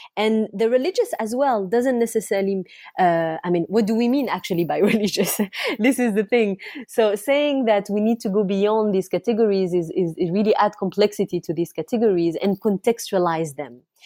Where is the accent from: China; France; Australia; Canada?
France; also born or lived in Iraq; I grew up in France. I'm, I'm the daughter of, um, a family of political exiles. My, my parent had to leave Iraq